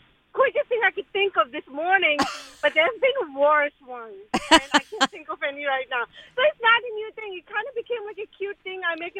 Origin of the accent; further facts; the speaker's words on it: India; moved away; I'm Indian, my husband is black, and I didn't grow up over here for most of my life.